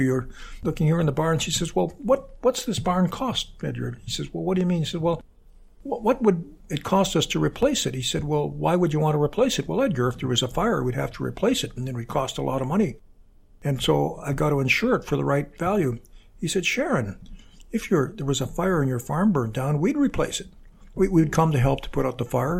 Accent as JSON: {"language": "English", "town": "Sault Ste. Marie", "region": "Ontario", "country": "Canada", "tie": "born or raised there", "also_born_or_lived": "Cambridge, England / United States", "moved": "as an adult", "said": "a young lad growing up in Sault Ste. Marie"}